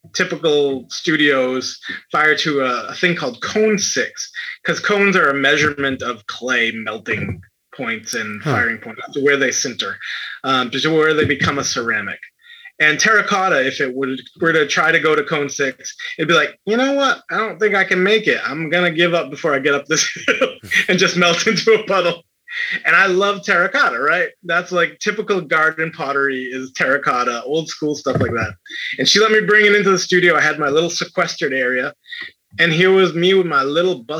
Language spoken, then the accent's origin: English; New Bedford, Massachusetts, United States; I'm from New Bedford, which is a very big Portuguese population in Massachusetts